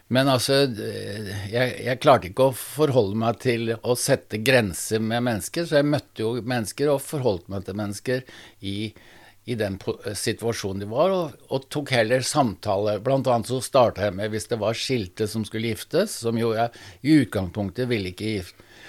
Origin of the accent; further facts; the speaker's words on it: Sandefjord, Vestfold, Norway; Jeg vokste opp i et eh, arbeiderhjem i Sandefjord